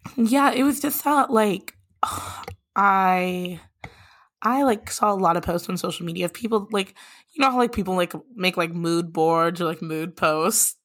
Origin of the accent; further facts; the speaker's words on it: Lincoln, Nebraska, United States; also born or lived in Minneapolis, Minnesota; I grew up in Lincoln, Nebraska.